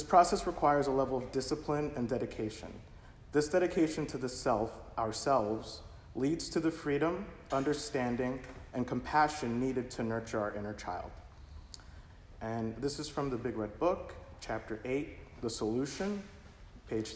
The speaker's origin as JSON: {"language": "English", "country": "United States", "said": "I was not an immigrant. I'm American"}